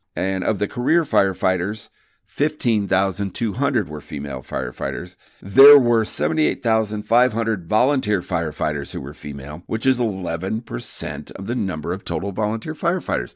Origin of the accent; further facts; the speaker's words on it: Midwest, United States; I grew up in the Midwest